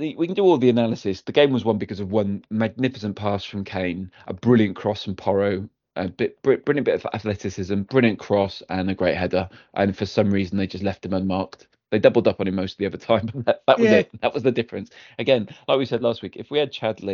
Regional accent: Wales, United Kingdom; as a Welshman

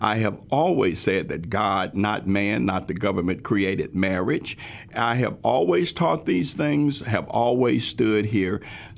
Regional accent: Tennessee, United States; also born or lived in Memphis; Crockett County, where we moved from Memphis to that small town, which is a wonderful small town up in West Tennessee. We integrated the schools in 1968.

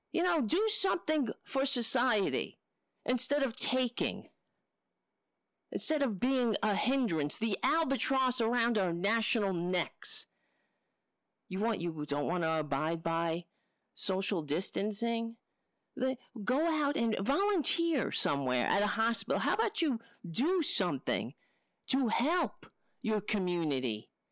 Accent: New York City, New York, United States; moved away; also born or lived in Brooklyn; I grew up on Staten Island.

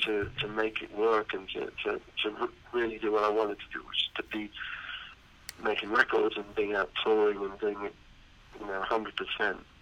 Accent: United Kingdom; I wanted to be in my home country

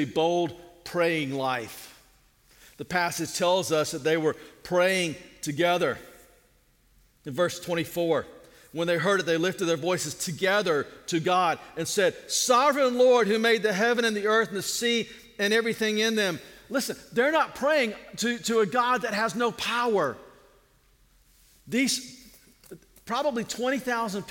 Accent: United States; American Christians

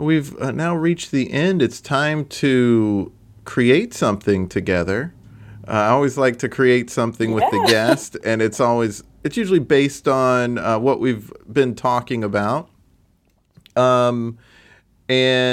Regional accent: the South, United States; moved away; I come from the South

